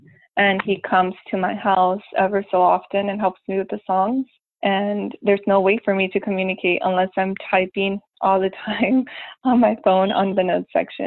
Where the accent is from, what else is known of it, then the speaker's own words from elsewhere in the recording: United States; also born or lived in Mexico; I was born in Mexico and raised here in the States, but I live 15 minutes away from the border